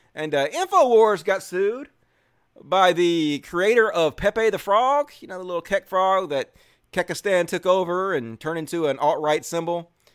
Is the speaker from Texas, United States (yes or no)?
no; Mississippi, United States; I grew up in Mississippi around people who are not really trans or gay friendly